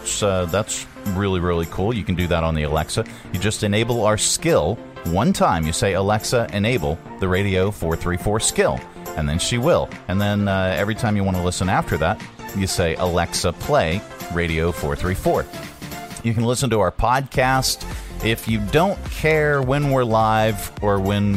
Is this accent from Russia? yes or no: no; Scotland, United Kingdom; It does, especially since I'm Scottish.